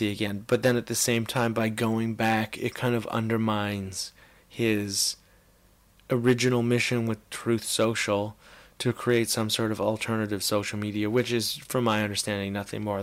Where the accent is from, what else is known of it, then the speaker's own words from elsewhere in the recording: Canada; as a Canadian